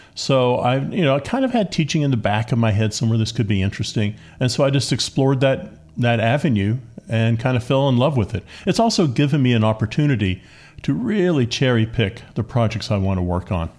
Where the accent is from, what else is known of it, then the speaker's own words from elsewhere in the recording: Appalachia, United States; growing up on a farm, growing up in Appalachia